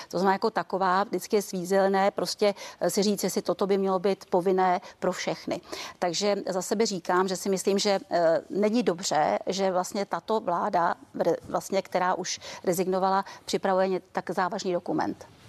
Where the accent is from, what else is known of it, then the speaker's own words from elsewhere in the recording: Czechia; my jsme z Klondajku ze severu